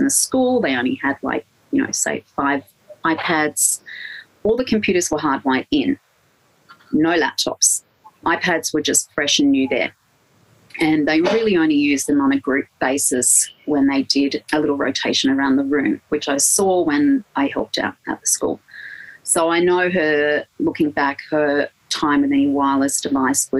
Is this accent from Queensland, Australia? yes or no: no; Blue Mountains, New South Wales, Australia; moved away as an adult; also born or lived in Sydney; now in Victoria, Australia; So I come from the Blue Mountains. I grew up in the Blue Mountains